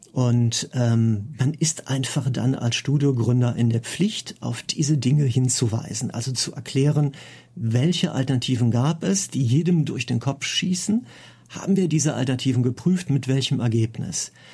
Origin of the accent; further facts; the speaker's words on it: Cologne, North Rhine-Westphalia, Germany; bei mir in meiner Heimatstadt in Köln